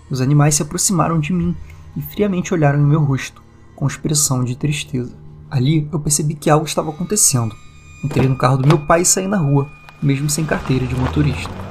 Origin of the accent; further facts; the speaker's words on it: Rio de Janeiro, Brazil; inclusive bem longe de onde eu tô, né, porque eu sou do Rio de Janeiro